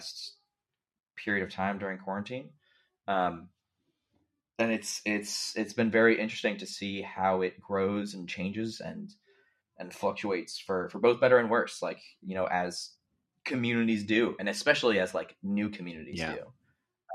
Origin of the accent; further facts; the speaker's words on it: United States; I'm American